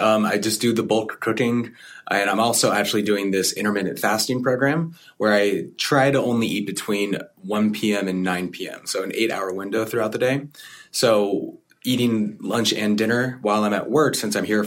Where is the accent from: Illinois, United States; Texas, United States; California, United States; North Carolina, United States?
California, United States; as a Californian